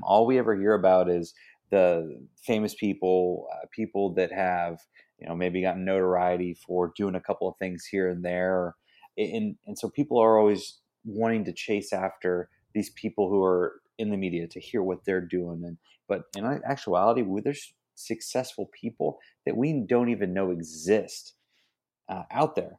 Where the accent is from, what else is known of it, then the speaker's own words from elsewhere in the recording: Ingram, Texas, United States; the town I grew up in was, like, Ingram